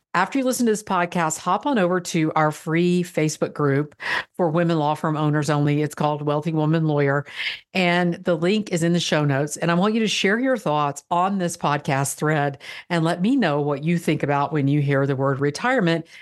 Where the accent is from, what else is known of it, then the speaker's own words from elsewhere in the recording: Florida, United States; I'm from Florida